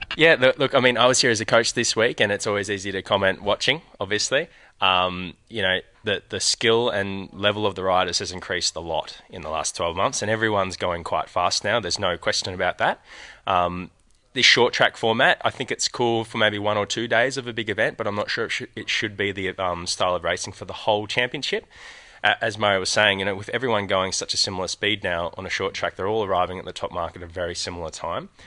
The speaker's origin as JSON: {"language": "English", "country": "Australia", "said": "I'm from Australia"}